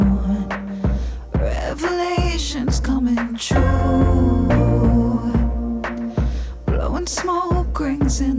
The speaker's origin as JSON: {"language": "English", "region": "New Jersey", "country": "United States", "tie": "born or raised there", "said": "I grew up in South Jersey, a little bit in suburbia"}